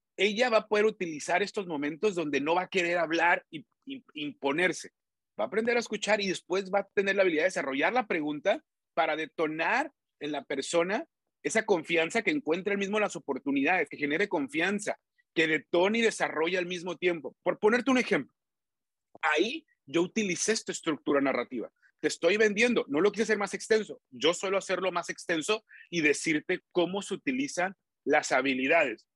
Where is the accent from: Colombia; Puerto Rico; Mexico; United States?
Mexico; Tijuana, Baja California; Yo soy de Tijuana.